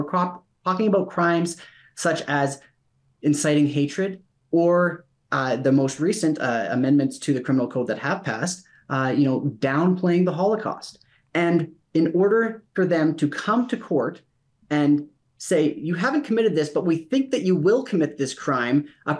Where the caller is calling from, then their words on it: Calgary, Alberta, Canada; I'm joining you from Calgary.